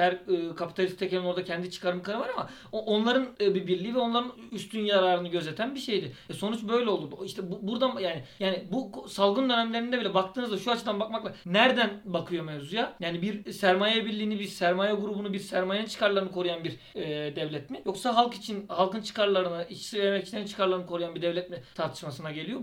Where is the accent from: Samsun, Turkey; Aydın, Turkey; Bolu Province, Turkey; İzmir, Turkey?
Aydın, Turkey; ben Aydınlıyım